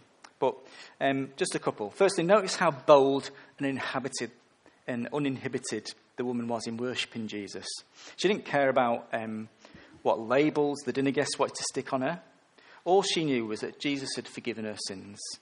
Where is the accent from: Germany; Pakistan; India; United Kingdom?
United Kingdom; England; I'm English, a male and a middle-aged